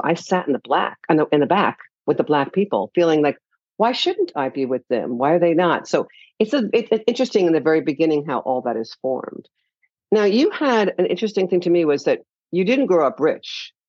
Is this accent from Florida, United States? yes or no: yes; Miami Beach, Florida, United States; also born or lived in New York; I know when I was young, I grew up in Florida, New York and Florida.